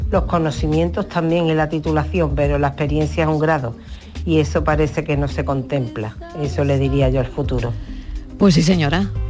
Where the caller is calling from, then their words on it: Seville, Andalusia, Spain; Buenas tardes … de Sevilla.